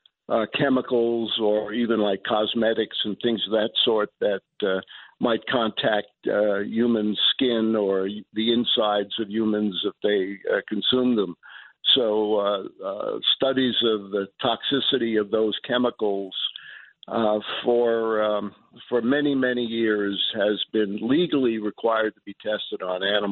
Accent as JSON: {"language": "English", "town": "New York City", "region": "New York", "country": "United States", "tie": "born or raised there", "moved": "yes"}